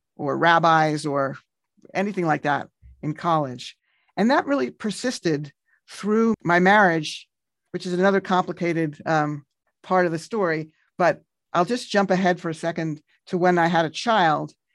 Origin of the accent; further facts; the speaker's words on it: New York City, New York, United States; I grew up in Kew Gardens for my first eighteen years